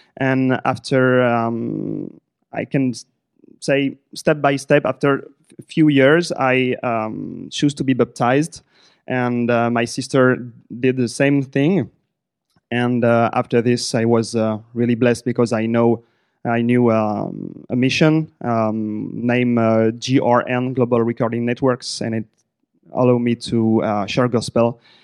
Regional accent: Senlis, Hauts-de-France, France; English is a second language; my older sister and I, we were raised in Senlis. It is a, um, French city close to Paris.

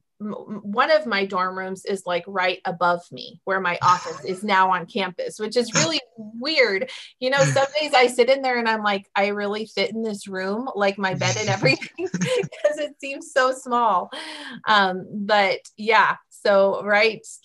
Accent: York, Nebraska, United States; growing up in York

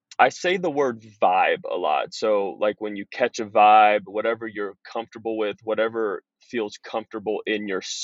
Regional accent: Pleasanton, California, United States; also born or lived in Los Angeles, California; I was born in Los Angeles. Parents divorced when I was two. Mom remarried to a guy in the Bay Area, Northern California. So I moved to Pleasanton, California when I was five. Went through the public school system there. Raised by a great family

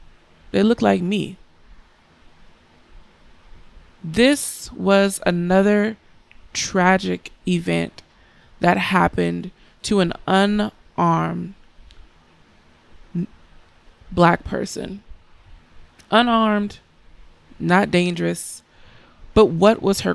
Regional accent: United States; I am an American, I am black, and I am a woman

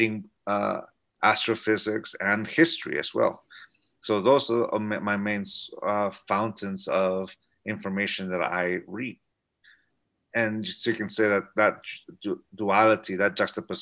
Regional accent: San Diego, California, United States; also born or lived in Tijuana, Mexico; I grew up and lived in San Diego, California, but every day I commuted into Tijuana to go to school.

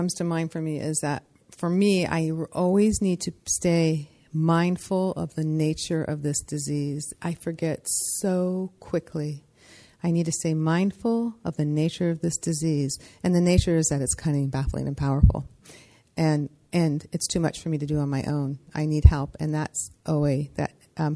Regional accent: San Francisco, California, United States; also born or lived in Seattle; I'm from San Francisco

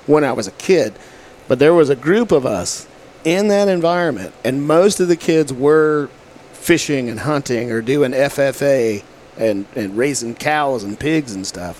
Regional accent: McKinney, Texas, United States; also born or lived in Allen, Texas; now in Little Rock, United States; I grew up in McKinney would be the biggest town that there.

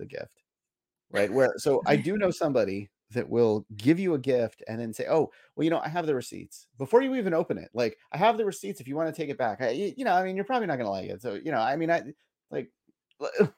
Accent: South San Francisco, California, United States; I grew up in South San Francisco in like the fog belt

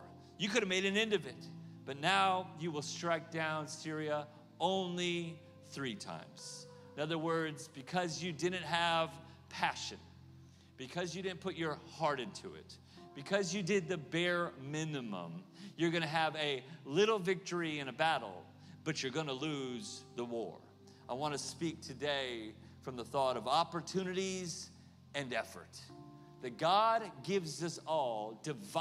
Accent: Oklahoma, United States; moved away as an adult; also born or lived in California; now in Kansas City, United States; I'm from Oklahoma

